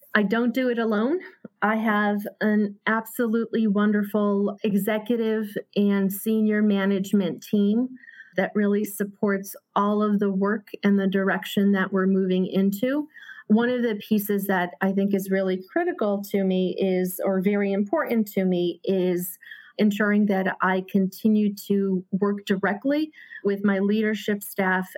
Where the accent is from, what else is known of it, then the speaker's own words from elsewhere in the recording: Hartford, Connecticut, United States; born and raised in Hartford